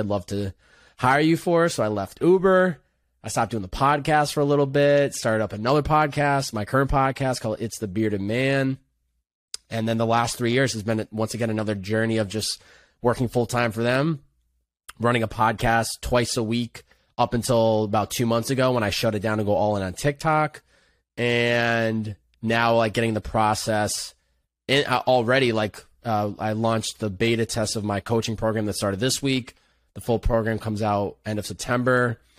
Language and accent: English; Chicopee, Massachusetts, United States; I grew up in Western Massachusetts. Chicopee, Massachusetts